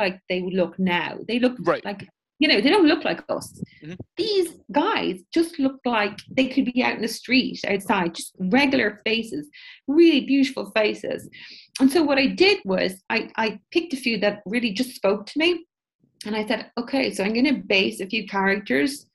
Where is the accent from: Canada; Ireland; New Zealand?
Ireland; when you're Irish